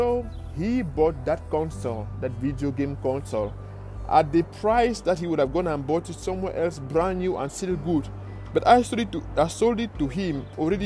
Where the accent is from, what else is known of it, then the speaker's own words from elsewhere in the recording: Cameroon; moved away; I am from Cameroon in Africa.